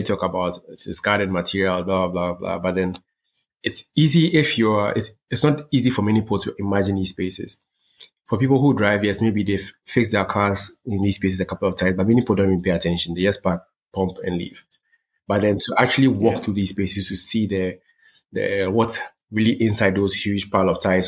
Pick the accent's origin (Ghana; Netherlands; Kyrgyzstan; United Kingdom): Ghana; I was born here. I wasn't born in, let's say, one of the major art centers of the world. I was born in Ghana.